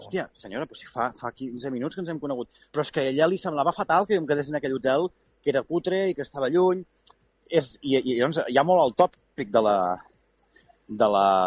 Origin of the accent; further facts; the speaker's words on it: Súria, Catalonia, Spain; moved away; torno al poble